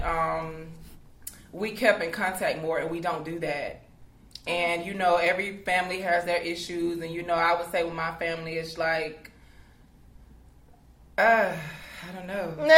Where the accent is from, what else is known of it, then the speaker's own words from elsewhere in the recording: Columbus, Georgia, United States; now in Atlanta, United States; I'm originally from Columbus, Georgia